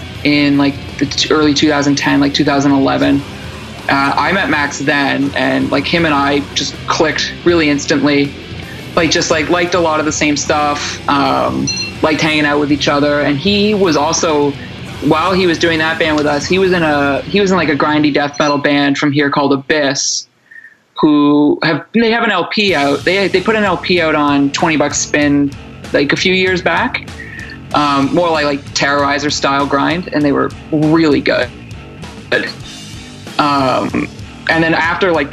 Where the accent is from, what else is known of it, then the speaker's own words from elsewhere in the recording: Oshawa, Ontario, Canada; also born or lived in Toronto; I'm originally from Ontario. I grew up in Oshawa, which is about an hour east of Toronto